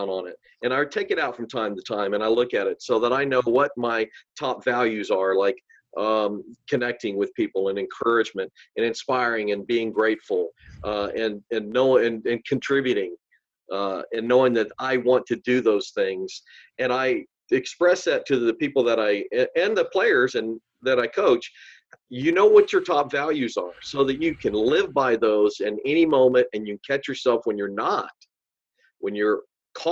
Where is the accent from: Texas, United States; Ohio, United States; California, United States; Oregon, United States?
Texas, United States; Rio Grande Valley; I'm from the Rio Grande Valley originally.